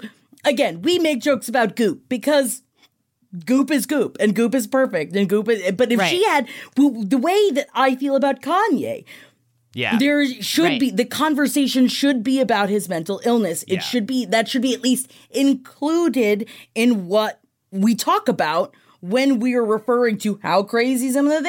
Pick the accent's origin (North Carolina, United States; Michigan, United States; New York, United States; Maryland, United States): New York, United States; I grew up in New York. I had no idea.